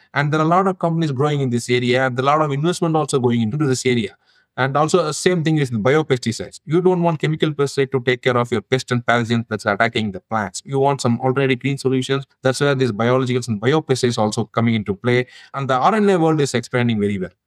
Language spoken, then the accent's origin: English; India; now in United States; I originally come from India. Now I am a US citizen, but originally my home country is India.